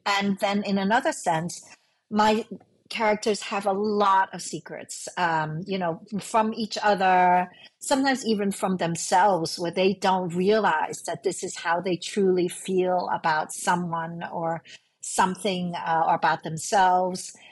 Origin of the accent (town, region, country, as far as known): New York City, New York, United States; born or raised there; English is a second language; also born or lived in Hong Kong